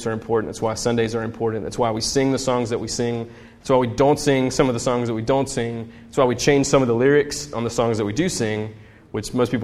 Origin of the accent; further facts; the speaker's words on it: United States; as an American